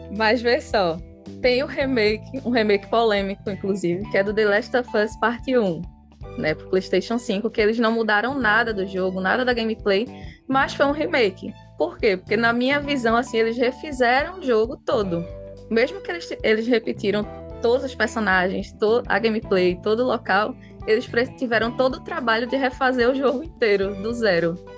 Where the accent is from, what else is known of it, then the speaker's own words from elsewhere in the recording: Recife, Pernambuco, Brazil; Sou de Recife, Pernambuco. Vocês já devem ter percebido pelo meu sotaque